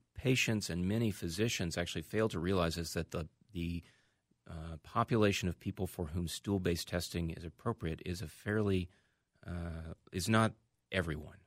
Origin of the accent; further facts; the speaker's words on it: Birmingham, Alabama, United States; moved away as an adult; now in Minnesota, United States; I grew up in Birmingham, Alabama, uh, and went to medical school there.